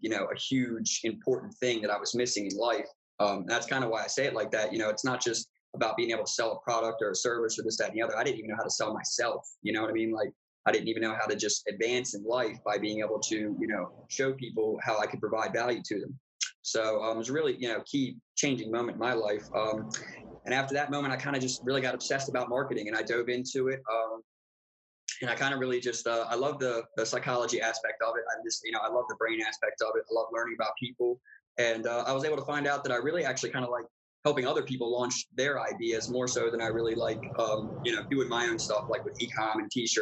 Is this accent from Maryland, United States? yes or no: yes; Baltimore, Maryland, United States; moved away as an adult; now in Arizona, United States; So I'm originally from the East Coast in the United States. I was born in Baltimore, Maryland.